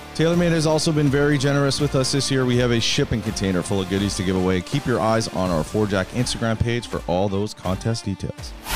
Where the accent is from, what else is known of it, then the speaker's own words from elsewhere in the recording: Canada; I never hear it as a Canadian